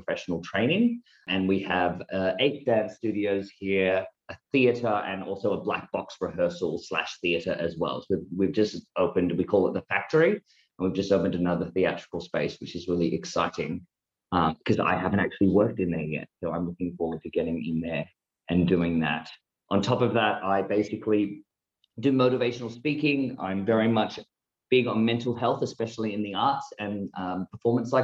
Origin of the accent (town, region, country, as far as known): small country town in Victoria, Australia; born or raised there